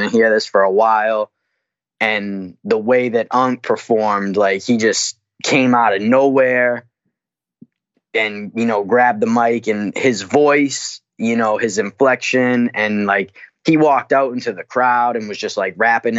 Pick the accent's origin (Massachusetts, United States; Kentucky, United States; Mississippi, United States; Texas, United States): Massachusetts, United States; I'm from Mass.